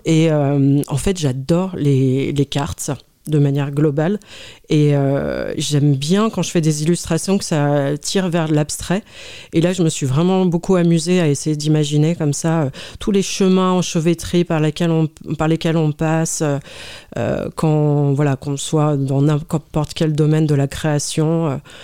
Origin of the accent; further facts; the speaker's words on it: Lyon, Auvergne-Rhône-Alpes, France; moved away as an adult; also born or lived in Paris; now in Lyon, France; Je suis née à la Croix-Rousse